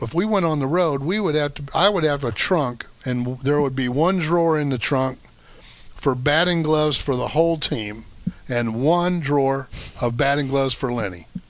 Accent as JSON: {"language": "English", "town": "Decatur", "region": "Illinois", "country": "United States", "tie": "born or raised there", "moved": "yes", "said": "That's my hometown."}